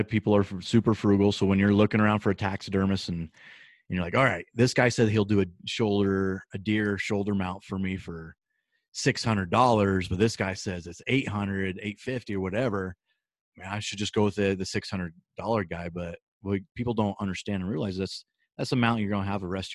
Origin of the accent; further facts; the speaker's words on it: Nebraska, United States; now in Colorado, United States; I grew up in Nebraska hunting whitetail since I was a kid.